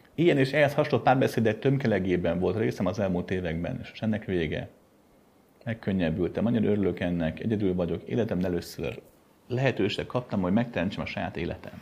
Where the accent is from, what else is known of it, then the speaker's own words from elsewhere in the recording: Pöttyös utca, near Kőbánya, Budapest, Hungary; a Pöttyösi után laktam gyerekkoromban.